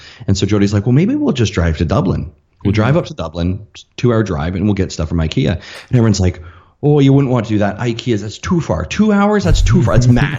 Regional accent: Canada; moved away as an adult; I'm from Canada, eh?

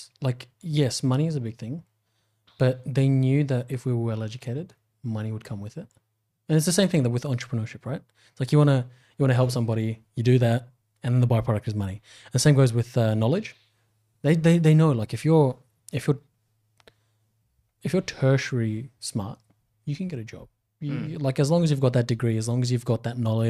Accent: Pakistan; moved away; also born or lived in Afghanistan; I grew up in Pakistan, was born in Afghanistan

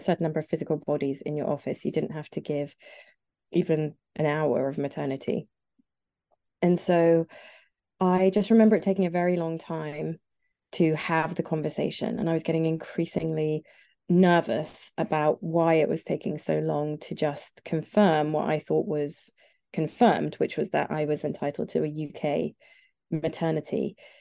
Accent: near Nottingham, East Midlands, United Kingdom; I grew up here in the sort of, uh, near, near Nottingham.

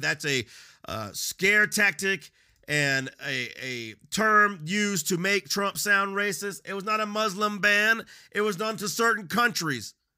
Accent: United States; I'm not an immigrant. I'm born American.

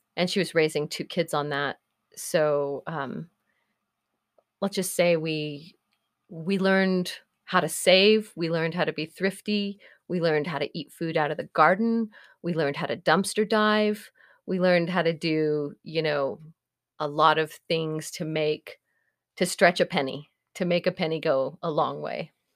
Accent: Norman, Oklahoma, United States; moved away as an adult; also born or lived in Eugene, Oregon; my hometown of Norman was relatively conservative.

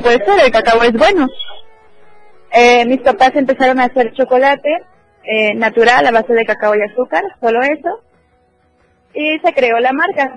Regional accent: Chiapas, Mexico; soy orgullosamente chiapaneca

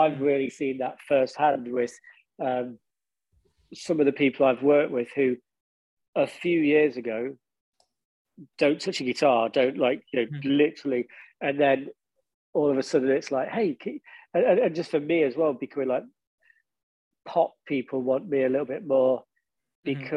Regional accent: Derby, East Midlands, United Kingdom; moved away as an adult; now in London, United Kingdom; I am really proud of my hometown. And because the whole time we were in the band originally, we lived in Derby. And it's kind of weird to me now because I now live in London.

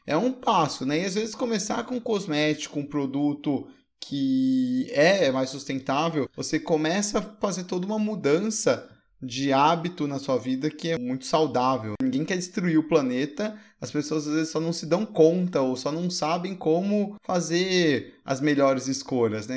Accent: Brazil; nós como brasileiros

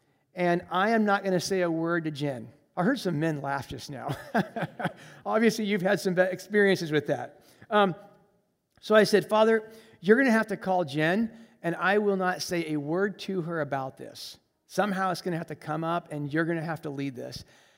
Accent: Colombia; I grew up in Colombia, South America as a missionary kid. And so I speak Spanish fluently, and that's a whole another story of being a missionary kid in Colombia. But I grew up in Colombia, and so I have exposure and traveling in Latin America.

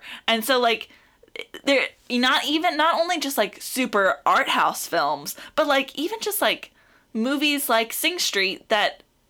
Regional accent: South Texas, United States; born or raised there; moved away

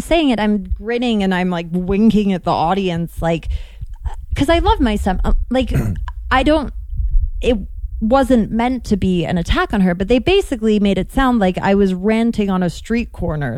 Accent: London, United Kingdom; moved away; also born or lived in Chicago; I grew up in London

